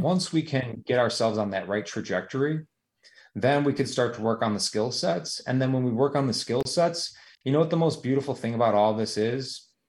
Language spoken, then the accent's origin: English; United States; here in the United States